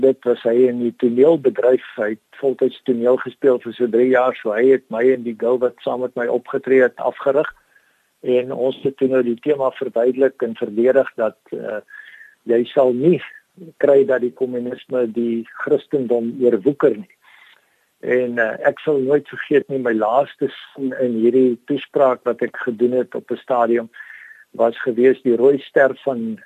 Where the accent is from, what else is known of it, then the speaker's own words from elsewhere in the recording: Danielskuil, Northern Cape, South Africa; now in George, South Africa; Daniel Skuil is 'n klein plekkie wat uh in suid van Kuruman geleë is.